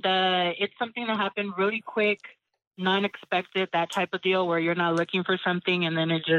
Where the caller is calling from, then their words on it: Bay Area, California, United States; I'm calling from the Bay Area in California.